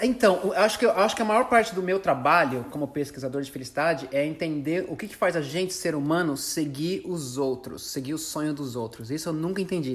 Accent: Brazil; a gente é brasileiro

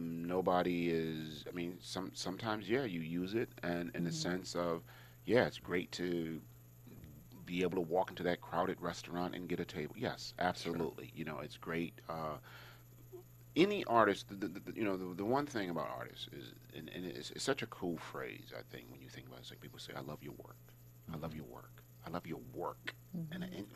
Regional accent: East Coast, United States; And I was like, yo, you know, I'm from the East Coast. We don't roll like that, right?

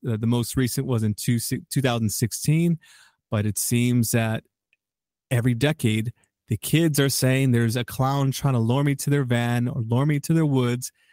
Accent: Chicago, Illinois, United States; I'm a Chicagoan

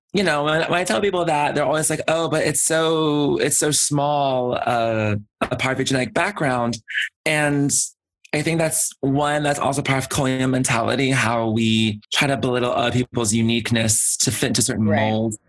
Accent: Georgia, United States; we grew up in Georgia

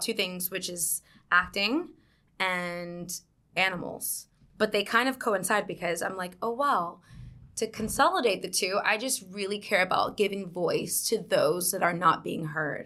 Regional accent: South Carolina, United States; moved away as an adult; now in New York, United States; I'm from New York. I grew up in South Carolina, though

